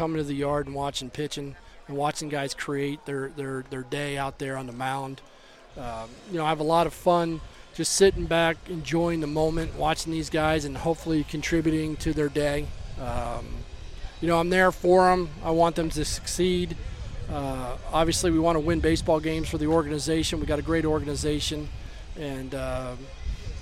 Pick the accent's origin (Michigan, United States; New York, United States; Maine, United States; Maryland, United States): Maryland, United States; Baltimore; I grew up an Oriole fan. I was born in Baltimore